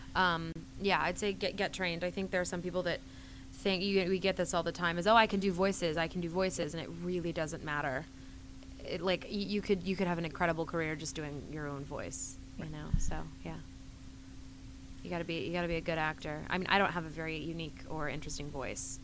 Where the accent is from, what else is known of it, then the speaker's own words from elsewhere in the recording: North Carolina, United States; moved away as an adult; also born or lived in Los Angeles; I was originally from North Carolina